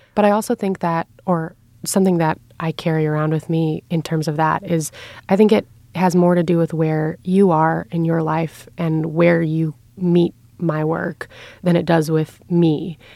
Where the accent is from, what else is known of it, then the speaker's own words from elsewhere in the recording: New York City, New York, United States; I grew up in Lower Manhattan